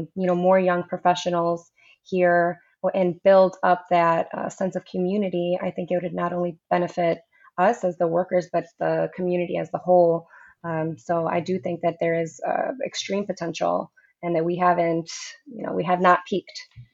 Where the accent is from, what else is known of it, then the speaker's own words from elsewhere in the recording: Cleveland, Ohio, United States; So I'm also a native Clevelander, so I'm a little biased. I was born and raised in Cleveland